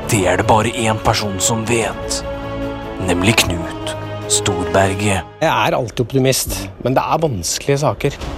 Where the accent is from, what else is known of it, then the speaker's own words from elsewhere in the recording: Finnmark, Norway; Jeg er jo fra Finnmark, så først så prøvde jeg å få gjennom bare Finnmark.